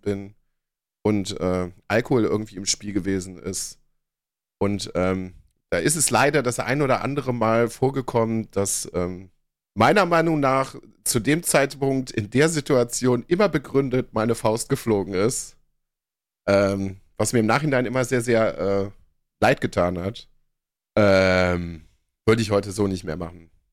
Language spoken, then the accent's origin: German; Berlin, Germany; ich komme aus Pankow